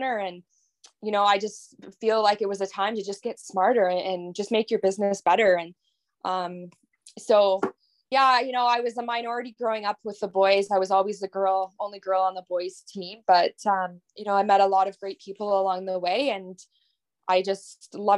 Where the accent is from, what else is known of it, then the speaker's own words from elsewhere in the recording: Corbyville, Ontario, Canada; I grew up in Corbyville, Ontario, just outside of Belleville on my family dairy farm.